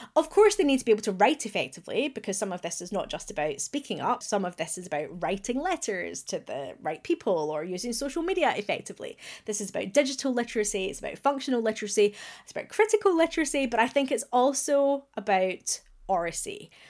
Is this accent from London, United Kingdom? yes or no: no; Glasgow, Scotland, United Kingdom; accent: Glaswegian; as a proud Glaswegian, you will hear that I have retained my accent.